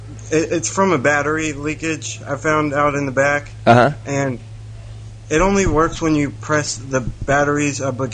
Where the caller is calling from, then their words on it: Maryland, United States; I'm calling from Maryland.